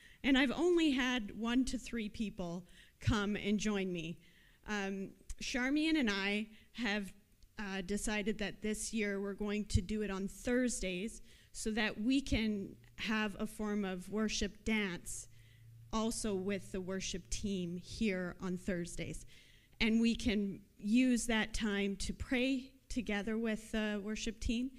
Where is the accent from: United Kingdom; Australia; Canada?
Canada; Canadians. We do not do that. We are very prim.